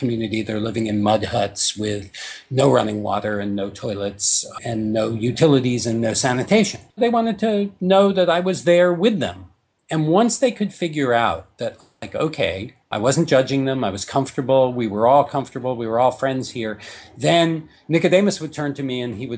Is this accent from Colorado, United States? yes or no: no; New York, United States; I grew up in New York, so I come from a fairly formal environment